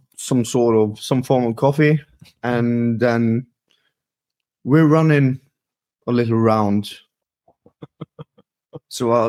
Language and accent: English; Norway; I'm a physiotherapist from Norway